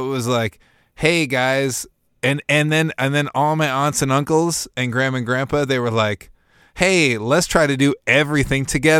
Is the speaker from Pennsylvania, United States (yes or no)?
no; Burnsville, Minnesota, United States; born there; I was born in Burnsville. There's no hospital in Bloomington.